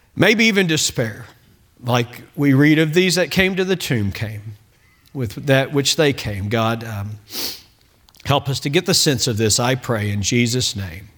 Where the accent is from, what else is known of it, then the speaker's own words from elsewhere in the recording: Bowling Green, Kentucky, United States; now in Oklahoma, United States; Bowling Green, my hometown